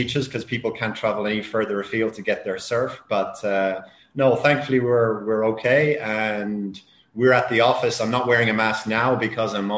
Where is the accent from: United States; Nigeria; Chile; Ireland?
Ireland; now in Spain; I'm Irish myself